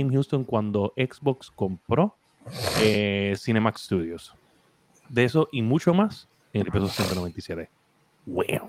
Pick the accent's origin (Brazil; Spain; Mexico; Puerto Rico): Puerto Rico; somos de Puerto Rico